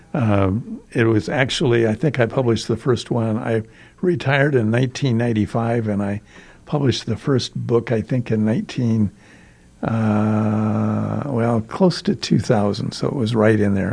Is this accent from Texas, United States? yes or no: no; Storm Lake, Iowa, United States; also born or lived in Sulphur Springs, Iowa; I was born in Iowa, uh, on a farm outside a small town, Storm Lake, Iowa.